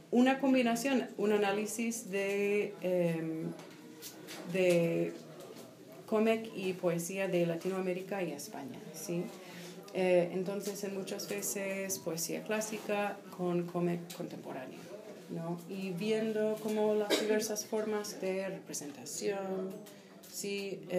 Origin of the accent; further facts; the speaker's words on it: Iowa City, Iowa, United States; Spanish is a second language; moved away; yo soy de la ciudad de Iowa. Sí, em, que es, un, es una ciudad universitaria bastante pequeña, hay como 80.000 personas por ahí.